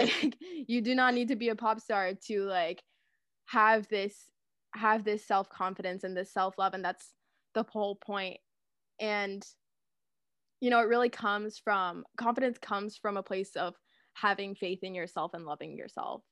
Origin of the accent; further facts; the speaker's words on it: Guelph, Ontario, Canada; I'm from Guelph, Ontario